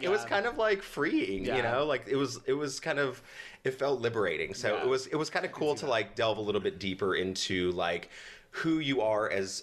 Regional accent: the South, United States; moved away; I grew up in the South with two brothers in a very Christian family

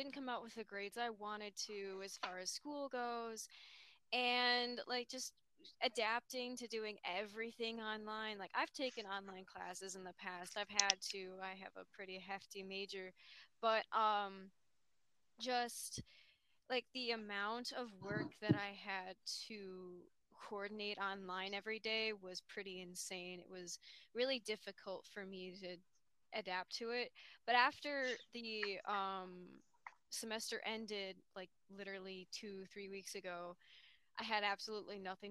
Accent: Chicago, Illinois, United States; I am from the Midwest, but I'm from the Chicago area

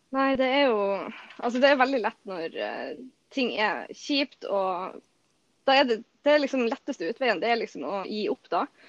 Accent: Bodø, Nordland, Norway

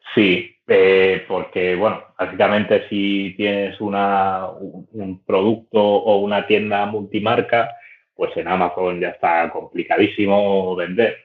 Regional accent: Barcelona, Catalonia, Spain; Soy de Barcelona. Barcelona capital y no he salido de aquí en toda la vida

